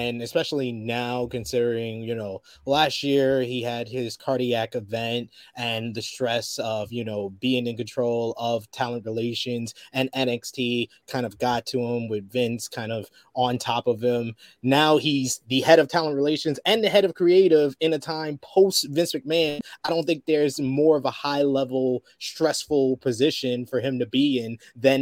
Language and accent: English; New York City, New York, United States; moved away as an adult; now in United Kingdom; in my hometown of New York City